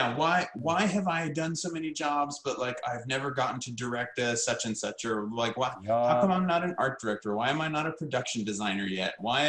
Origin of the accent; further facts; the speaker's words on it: the South, United States; I had, you know, like I grew up in the American South, and like, you know, I'd gotten married.